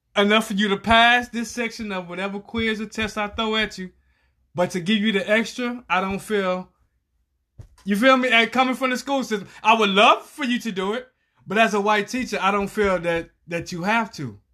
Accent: Galveston, Texas, United States; moved away; I'm from Galveston, which is a small town

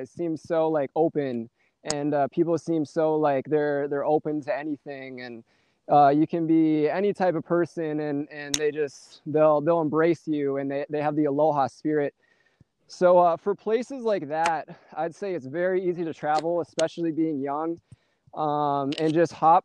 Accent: St. Peter, Minnesota, United States; I'm from uh, St. Peter, Minnesota, which is right next to Mankato

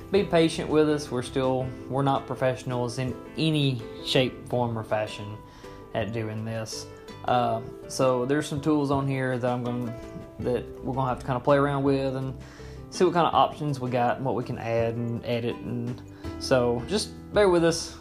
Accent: Florence, United States; accent: southern; we grew up in Florence

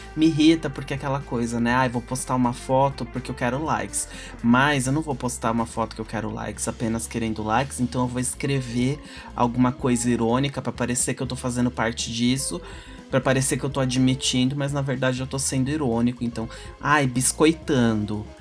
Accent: São Paulo, Brazil; sou de São Paulo

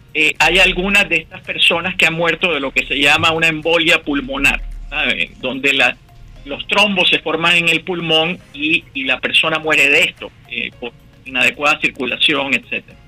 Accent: Barranquilla, Atlántico, Colombia; moved away as an adult; also born or lived in Bogotá, Colombia / Boston, United States; now in Pittsburgh, United States; soy de Barranquilla, como tú mencionaste, estudié en la Universidad Javeriana en Bogotá y me vine para Estados Unidos en el, año 89

